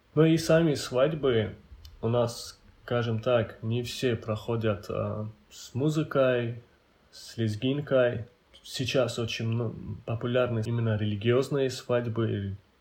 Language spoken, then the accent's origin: Russian; Avar, Dagestan, Russia; Я по национальности аварец. А аварцы – это самый многочисленный народ в Дагестане